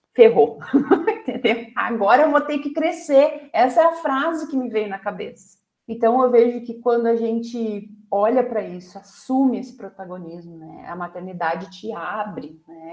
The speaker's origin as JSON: {"language": "Portuguese", "country": "Brazil", "said": "como brasileiros"}